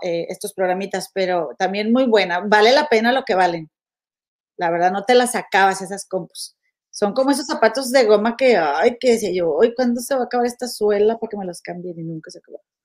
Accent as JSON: {"language": "Spanish", "town": "Monterrey", "region": "Nuevo León", "country": "Mexico", "moved": "yes", "said": "soy bien de Monterrey"}